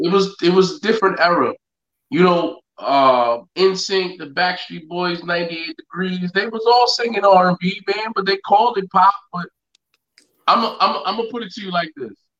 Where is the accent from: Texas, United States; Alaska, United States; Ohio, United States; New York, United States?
New York, United States; Yonkers; growing up in Yonkers